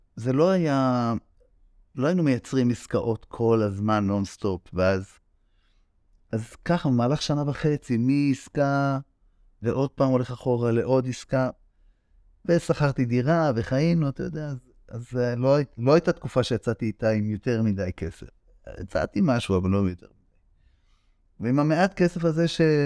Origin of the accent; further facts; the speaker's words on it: Israel; נולדתי במושב חצר אה, של אה, סוף שנות ה-60, תחילת ה-70. שם גדלנו